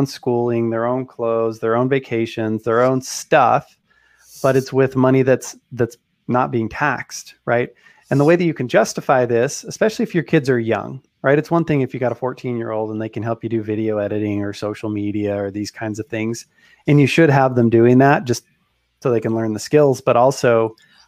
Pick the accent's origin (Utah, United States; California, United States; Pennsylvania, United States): Utah, United States; I'm from Utah. People have a lot of kids here